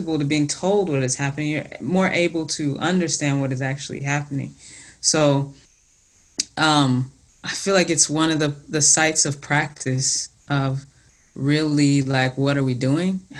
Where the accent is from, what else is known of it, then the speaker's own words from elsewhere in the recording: the South, United States; growing up in the South